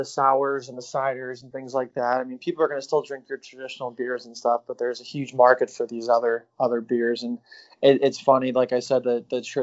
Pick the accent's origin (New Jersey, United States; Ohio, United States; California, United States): Ohio, United States; Cleveland; we're from Cleveland